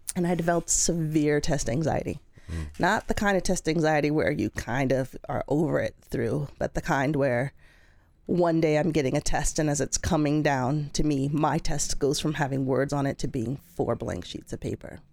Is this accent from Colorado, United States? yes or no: yes; Colorado, United States; moved away as an adult; I grew up in Colorado